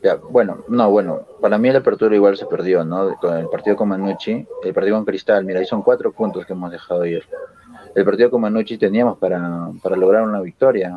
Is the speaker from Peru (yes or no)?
yes; Lima, Peru; now in Arequipa, Peru; yo soy de Lima en sí